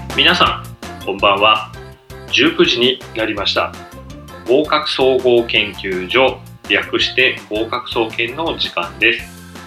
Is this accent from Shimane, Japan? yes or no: no; Kuki, Saitama, Japan; moved away as an adult; also born or lived in Soka, Saitama; now in Takamatsu, Japan; 埼玉県出身なんですねでまあ草加市というところですね、えで誕生してその後ですね、え埼玉県久喜市というところに、えー、まああの親が戸建てを買ってですねそこに引っ越して、まあ、そこから高校卒業するまでです